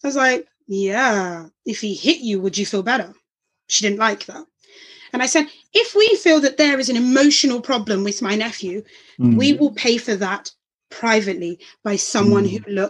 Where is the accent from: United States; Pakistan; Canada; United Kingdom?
United Kingdom; London; I was born in Homerton Hospital in Hackney, East London.